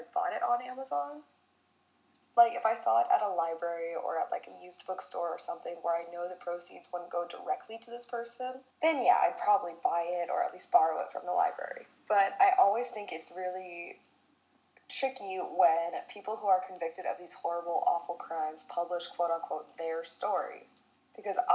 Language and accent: English; United States; as an American